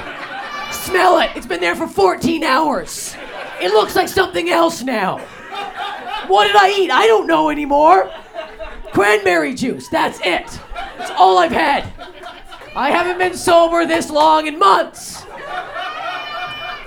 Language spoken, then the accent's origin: English; Canada; now in Los Angeles, United States; I'm Canadian. I moved to LA.